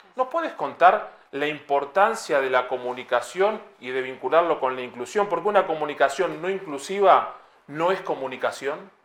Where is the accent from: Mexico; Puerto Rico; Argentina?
Argentina; como todo argentino